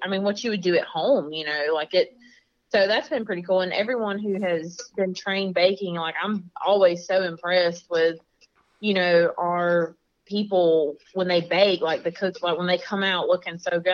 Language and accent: English; Florida, United States; I'm from Florida.